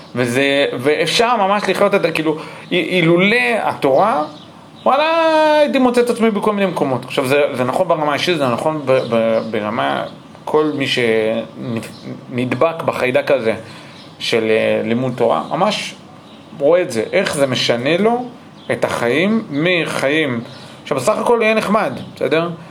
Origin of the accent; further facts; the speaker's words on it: United States; now in Israel; גם אני נולדתי באמריקה